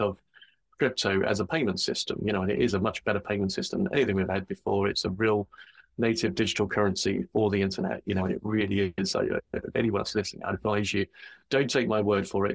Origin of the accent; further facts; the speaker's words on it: England, United Kingdom; I'm from England, where it's generally pretty cold.